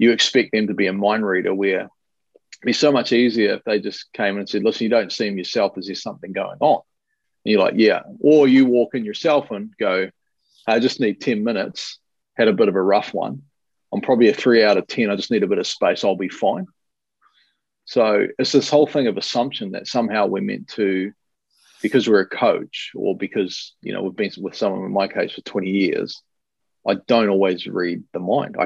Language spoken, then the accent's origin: English; New Zealand; being Kiwi